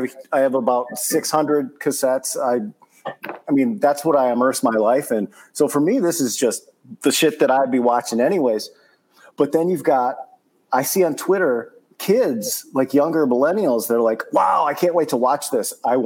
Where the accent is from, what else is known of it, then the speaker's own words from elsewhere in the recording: Saginaw, Michigan, United States; moved away as an adult; also born or lived in New York; No, I grew up in Saginaw, Michigan, which is about an hour and a half outside of Detroit. Very similar, but a smaller version of that.